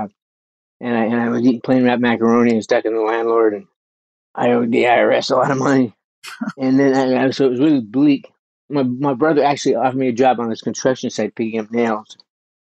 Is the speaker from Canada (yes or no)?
yes; Burnaby, British Columbia, Canada; moved away; I was a kid growing up in Canada. I lived in Burnaby, which is kind of the Brooklyn of Vancouver